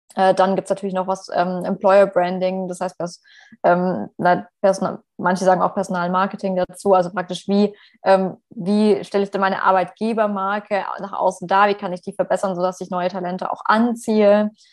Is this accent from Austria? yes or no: no; Stuttgart, Baden-Württemberg, Germany; moved away as an adult; now in Paris, France; ich komme ja ursprünglich aus Stuttgart